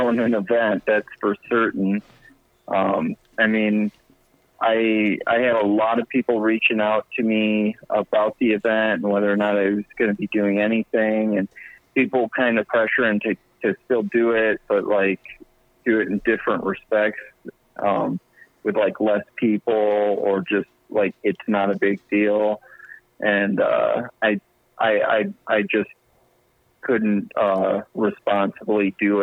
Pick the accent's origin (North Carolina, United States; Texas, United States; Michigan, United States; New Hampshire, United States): Michigan, United States; Kalamazoo; I'm from Kalamazoo, Michigan